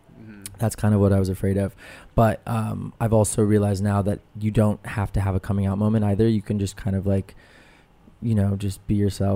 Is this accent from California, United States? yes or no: yes; Los Angeles, California, United States; I'm from LA. I'm like a local native.